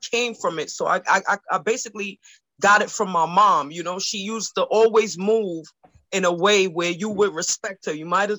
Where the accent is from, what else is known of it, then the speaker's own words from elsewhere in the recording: New York, United States; I'm from Washington Heights. That's by Sugar Hill. You know, Little Dominican Republic, 181st, 182, 183, all that is my stomping grounds.